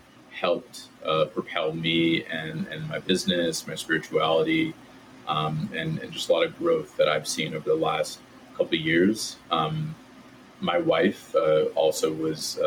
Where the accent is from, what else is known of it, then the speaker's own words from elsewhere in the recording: Southern Connecticut, United States; I grew up in Southern Connecticut in the suburbs right outside New York City.